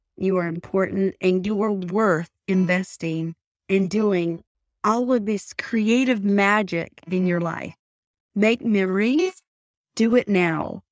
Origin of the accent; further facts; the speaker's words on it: Pickering, North Carolina, United States; now in Utah, United States; I'm originally from Pickering, North Carolina, and I live in Utah now